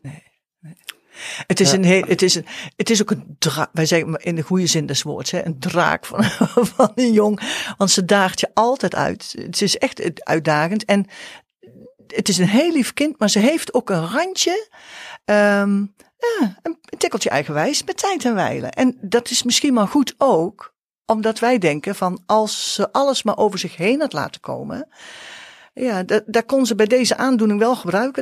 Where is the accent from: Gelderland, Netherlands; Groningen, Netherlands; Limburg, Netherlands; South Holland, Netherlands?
Gelderland, Netherlands; Nijmegen; Wij komen uit Nijmegen